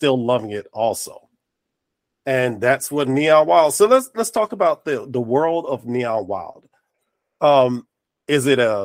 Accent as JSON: {"language": "English", "region": "North Carolina", "country": "United States", "tie": "born or raised there", "also_born_or_lived": "New Jersey", "said": "I was raised in North Carolina"}